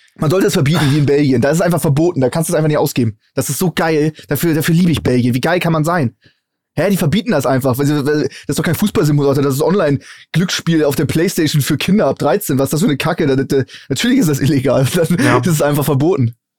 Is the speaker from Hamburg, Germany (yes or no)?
yes; Hamburg, Germany; als Hamburger